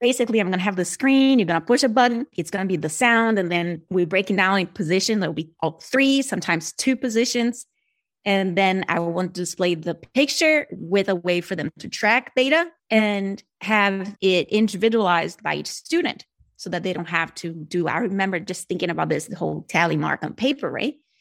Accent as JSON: {"language": "English", "country": "Brazil", "accent": "Brazilian", "first_language": "Portuguese", "second_language": "English", "moved": "as an adult", "said": "I'm originally from Brazilian."}